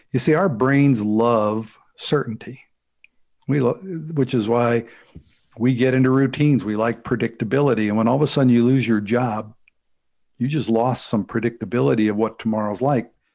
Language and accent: English; St. Louis, Missouri, United States; I was, uh, born and raised in the Saint Louis, Missouri area.